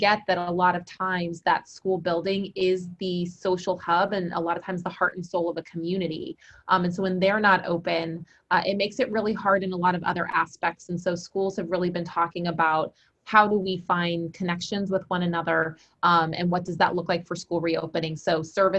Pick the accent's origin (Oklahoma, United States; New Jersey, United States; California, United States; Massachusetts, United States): California, United States; Central Valley; also born or lived in Texas; now in Tennessee, United States; Where I grew up in California, it's certainly not like what you think with California. So it's Central Valley.